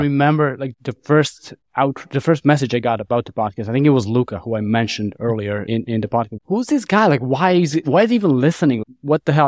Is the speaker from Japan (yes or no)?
no; Niš, Nišava District, Serbia; my hometown of, in Serbia, town of Niš